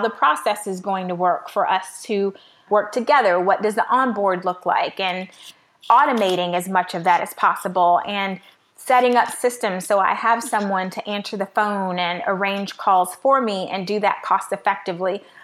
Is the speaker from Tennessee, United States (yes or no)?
no; Miami, Florida, United States; also born or lived in Midwest; now in Atlanta, United States; I was raised in Miami